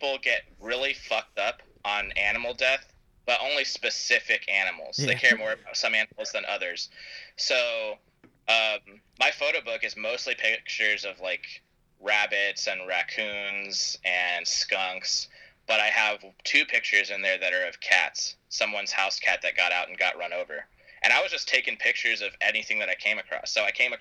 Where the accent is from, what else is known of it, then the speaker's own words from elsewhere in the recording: San Diego, California, United States; I'm from San Diego